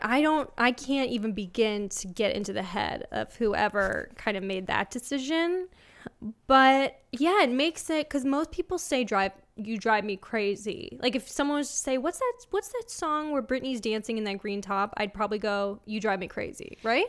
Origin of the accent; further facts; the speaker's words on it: Los Angeles, California, United States; I'm from L A.